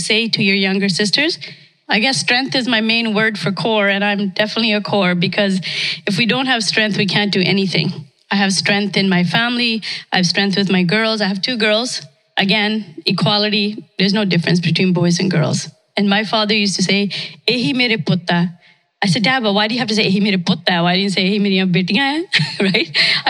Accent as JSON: {"language": "English", "country": "India", "tie": "born there", "moved": "yes", "said": "I was born in India, came here, I guess, 1972, when most of us came here."}